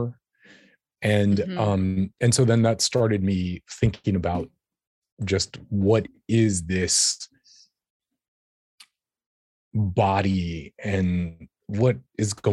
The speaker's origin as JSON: {"language": "English", "town": "New York City", "region": "New York", "country": "United States", "tie": "born or raised there", "said": "I was a young human growing up in New York City"}